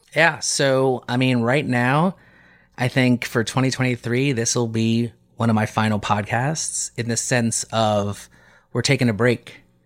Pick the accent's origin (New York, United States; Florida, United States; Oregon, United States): New York, United States